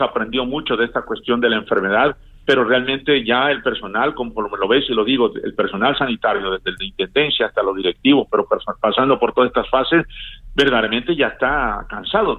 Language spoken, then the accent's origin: Spanish; Tabasco, Mexico; moved away; un saludo a mi pueblo y a mi mamá que está en Tabasco